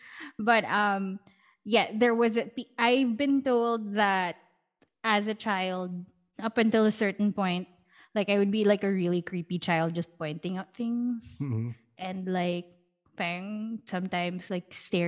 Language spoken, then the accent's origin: English; Parañaque, Metro Manila, Philippines; I grew up in Parañaque, so okay. Very, very Manila.